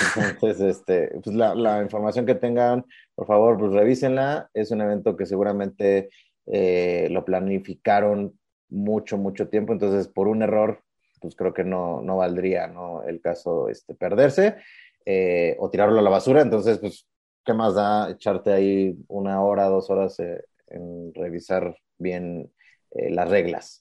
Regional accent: Mexico; hacer ese faramaya que nos caracteriza como mexicanos

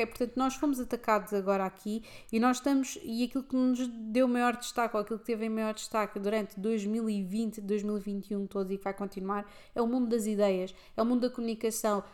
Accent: Lisbon, Portugal; no centro de Lisboa em que eu cresci

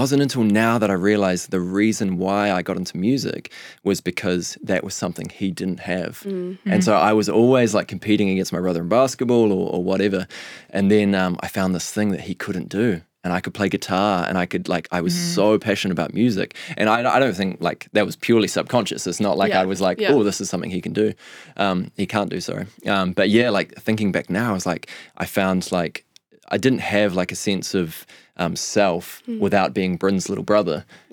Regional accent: Nelson, New Zealand; Well, we've clarified I'm from Nelson.

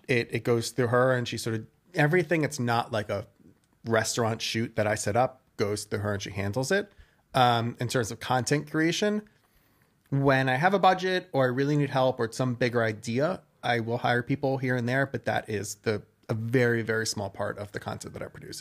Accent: Westchester, New York, United States; also born or lived in Brooklyn, New York; now in New York City, United States; so I was born in Brooklyn. I grew up in Westchester, which, if you guys don't know, it is just north of the city

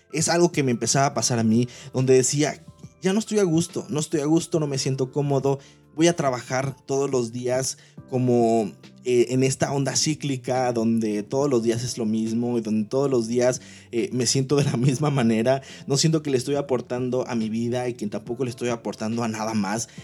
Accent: Manzanillo, Colima, Mexico; moved away as an adult; now in Monterrey, Mexico; yo amo la ciudad de donde vengo, soy de Manzanillo, Colima, actualmente vivo en la ciudad de Monterrey, Nuevo León

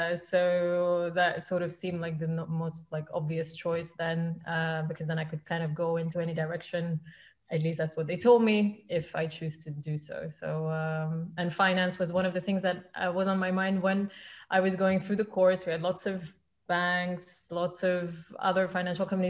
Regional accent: Flanders, Belgium; English is a second language; moved away as an adult; now in London, United Kingdom; So I moved to London actually when I was 18. I'm from Belgium originally. So I was speaking Flemish on a daily basis

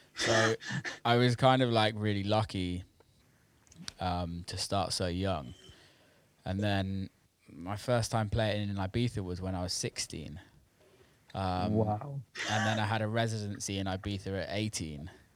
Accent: Bristol, South West England, United Kingdom; moved away as an adult; also born or lived in Detroit / Los Angeles; growing up in Bristol

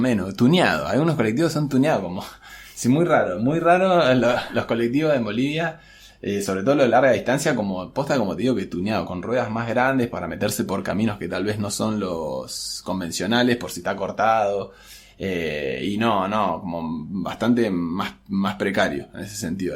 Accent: Argentina

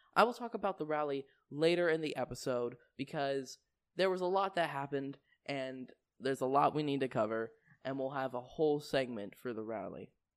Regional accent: Canada; I'm from Canada

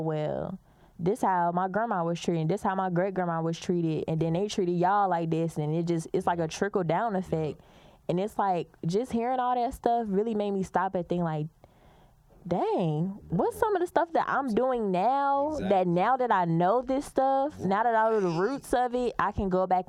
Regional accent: Mississippi, United States; moved away; I'm from Mississippi

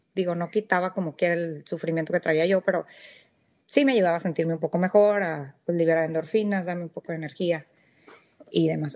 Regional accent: Monterrey, Nuevo León, Mexico; moved away as an adult; also born or lived in Saltillo / Reynosa; now in McAllen, United States; yo nací en México, soy mexicana, nací en, Monterrey, eh, viví varios años eh, en Saltillo, en Reynosa

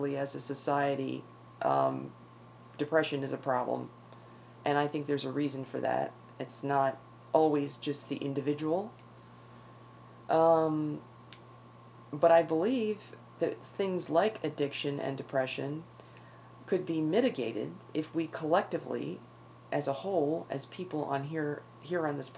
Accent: Northeast, United States; moved away; where I grew up in the Northeast

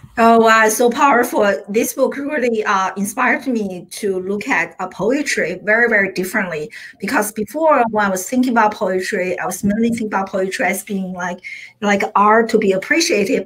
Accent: China; now in United States; I grew up in China

